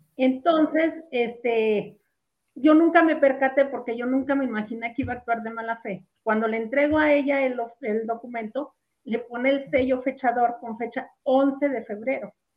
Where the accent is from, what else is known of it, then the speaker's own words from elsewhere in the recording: Jerez, Zacatecas, Mexico; yo estaba en la comunidad de donde soy, soy de Jerez